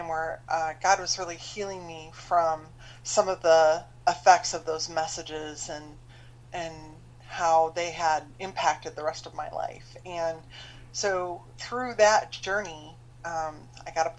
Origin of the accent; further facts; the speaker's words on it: Michigan, United States; moved away as an adult; also born or lived in Ohio / Chicago, Illinois; now in Florida, United States; I grew up in the Midwest, and I grew up in Michigan.